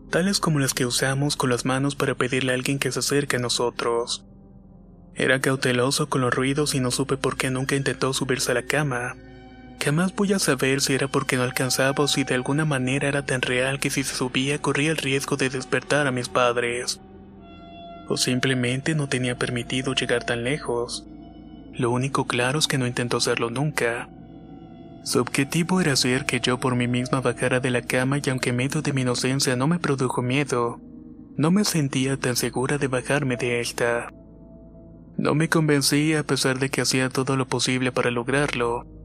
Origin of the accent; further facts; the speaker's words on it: Ciudad Juárez, Chihuahua, Mexico; now in Kansas City, United States; soy originaria de Ciudad Juárez, Chihuahua y actualmente vivo en Kansas City, Estados Unidos.